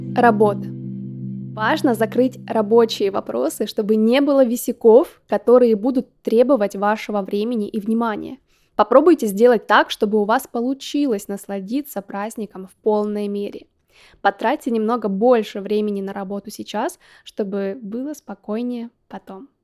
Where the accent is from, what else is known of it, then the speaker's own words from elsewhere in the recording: Yekaterinburg, Sverdlovsk Oblast, Russia; как я любила в детстве в Екатеринбурге